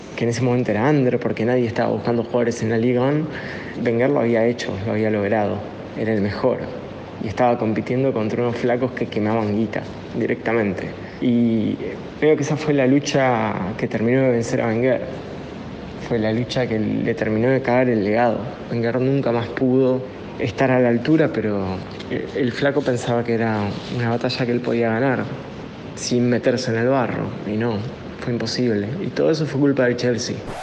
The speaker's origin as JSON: {"language": "Spanish", "country": "Argentina", "said": "somos un montón de hinchas argentinos del Arsenal"}